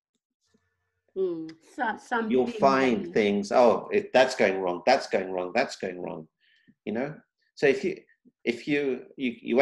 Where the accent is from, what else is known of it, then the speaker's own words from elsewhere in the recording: Kenya; I was born in Kenya